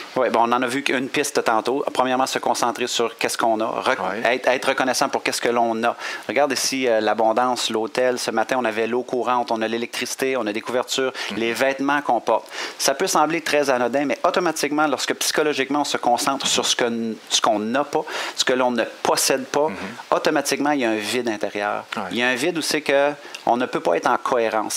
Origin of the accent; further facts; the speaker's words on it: Quebec, Canada; accent: Québécois; on a un accent quand même intéressant au Québec